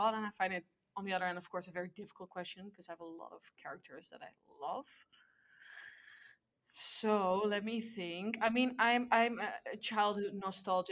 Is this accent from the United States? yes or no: no; Amsterdam, North Holland, Netherlands; I am from Amsterdam. I grew up in Amsterdam